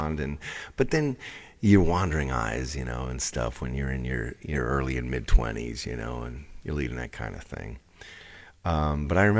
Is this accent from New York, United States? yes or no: yes; Long Island, New York, United States; moved away as an adult; also born or lived in Hollywood; I grew up on Long Island.